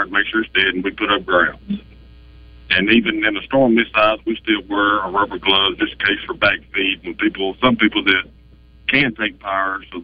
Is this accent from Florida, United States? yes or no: no; El Dorado, Arkansas, United States; I'm actually from South Arkansas